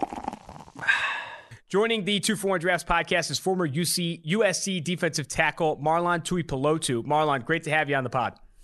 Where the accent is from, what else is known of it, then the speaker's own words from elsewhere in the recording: Oakland, California, United States; now in Cincinnati, United States; I'm from Oakland, California